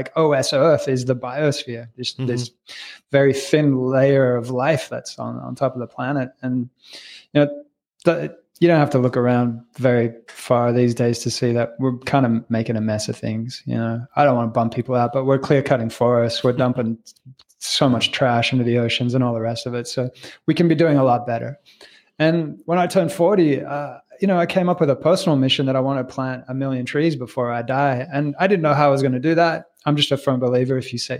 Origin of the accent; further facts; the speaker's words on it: Australia; also born or lived in Canada; I was born in Canada to French-Italian parents, raised in Australia